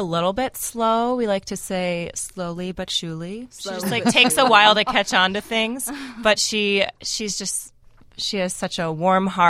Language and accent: English; Oak Park, Illinois, United States; my hometown, Oak Park